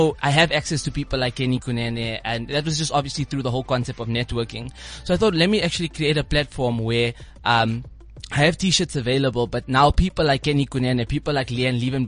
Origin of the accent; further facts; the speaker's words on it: Klerksdorp, North West, South Africa; now in Sandton, South Africa; I came from a small town, a small farm town. It's called Klerksdorp in the Northwest Province.